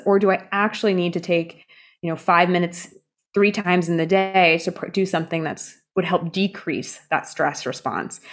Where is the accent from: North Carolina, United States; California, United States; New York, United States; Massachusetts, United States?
California, United States; when I was growing up in California